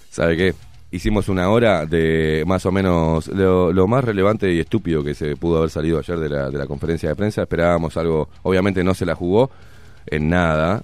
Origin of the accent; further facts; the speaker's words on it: Uruguay; Estoy en mi país porque soy uruguayo.